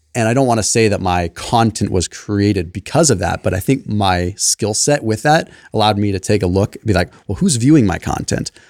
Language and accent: English; Sonoma, California, United States; I grew up in Sonoma